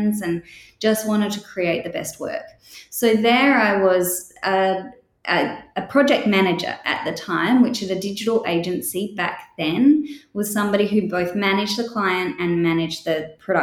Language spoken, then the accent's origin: English; Australia; accent: Australian; moved away as an adult; also born or lived in United Kingdom / Edinburgh, Scotland / London, England; I grew up in Australia, but I was born in the UK, and then I went back to the UK for university